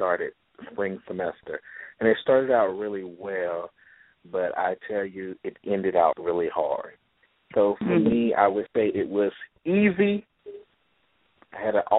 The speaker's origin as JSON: {"language": "English", "town": "Jacksonville", "region": "Florida", "country": "United States", "said": "I'm from the beautiful city of Jacksonville, Florida"}